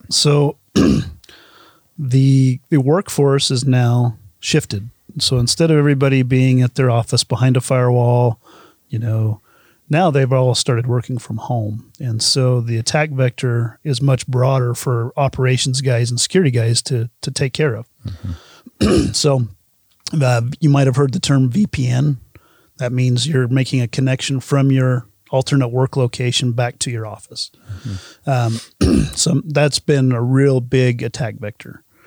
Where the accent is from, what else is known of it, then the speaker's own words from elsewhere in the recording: Uinta Basin, Utah, United States; I grew up in the Una Basin.